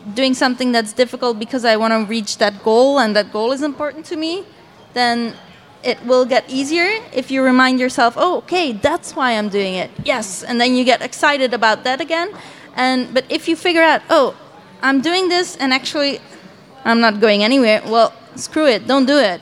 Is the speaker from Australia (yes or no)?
no; Belgium; I am from Belgium and I live in Ghent.